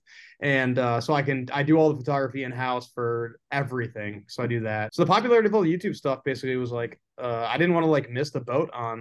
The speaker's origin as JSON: {"language": "English", "town": "Buffalo", "region": "New York", "country": "United States", "tie": "born or raised there", "said": "I'm from Buffalo, New York. Like, I was originally that's where I was born"}